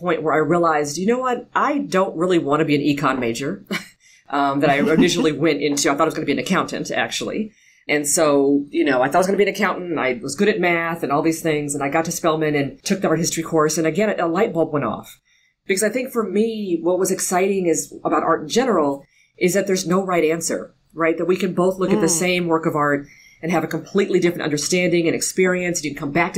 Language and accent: English; Los Angeles, California, United States; I grew up in an area called Ladera Heights.